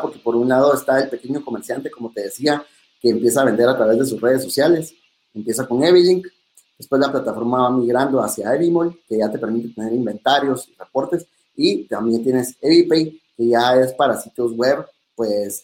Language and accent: Spanish; Guatemala; como buenos guatemaltecos